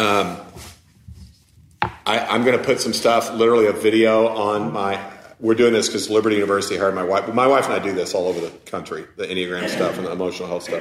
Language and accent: English; United States; being an American